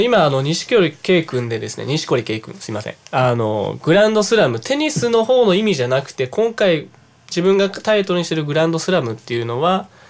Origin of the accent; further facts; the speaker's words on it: Yabu, Hyogo, Japan; 兵庫県出身なのは間違いないですけど、